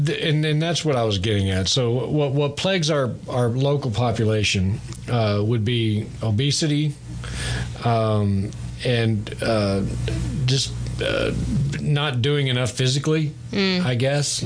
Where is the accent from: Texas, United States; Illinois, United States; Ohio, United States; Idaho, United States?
Texas, United States; East; I'm from East Texas, so I'm the last generation that grew up, at least part of my life, eating fresh produce raised at home or in town